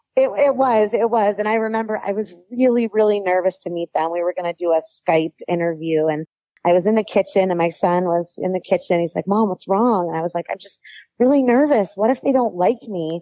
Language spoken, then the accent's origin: English; New York, United States; now in Palmdale, United States; Growing up in New York, we had K 12 districts